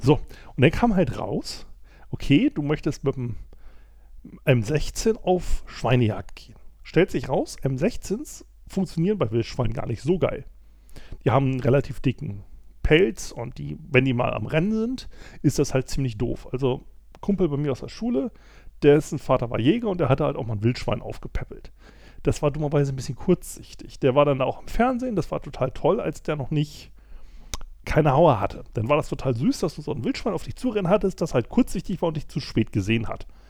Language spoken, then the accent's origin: German; Germany; Ich weiß als Deutscher